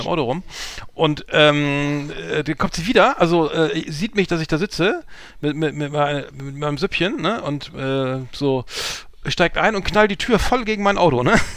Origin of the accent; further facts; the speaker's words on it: Germany; deutsch wie ich bin